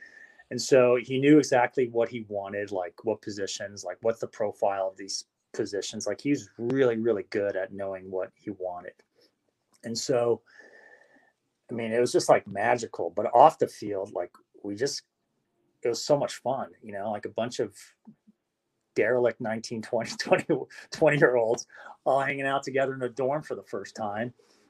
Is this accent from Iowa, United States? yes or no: no; Las Vegas, Nevada, United States; And growing up in Vegas is, you know, when you grow up in Vegas, it's a different life, you know, for a lot of kids.